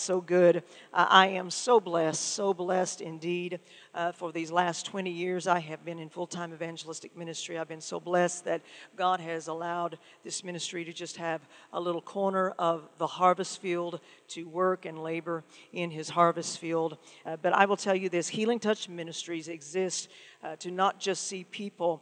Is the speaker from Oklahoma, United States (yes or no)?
yes; Muskogee, Oklahoma, United States; I am from Oklahoma, from Muskogee, Oklahoma, which means I am an official, genuine, authentic ….